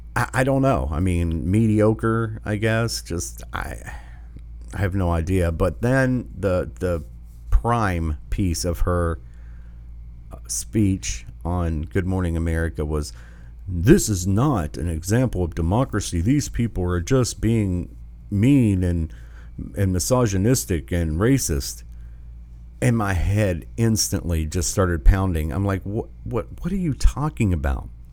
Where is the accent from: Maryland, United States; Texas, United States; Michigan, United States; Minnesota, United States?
Michigan, United States; Whitmer, Whitmer, in my home state